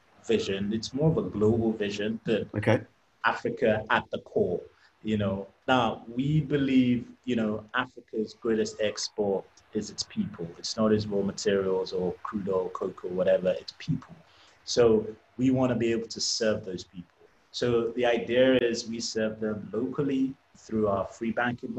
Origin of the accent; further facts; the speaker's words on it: England, United Kingdom; I'm Nigerian. I was brought up in England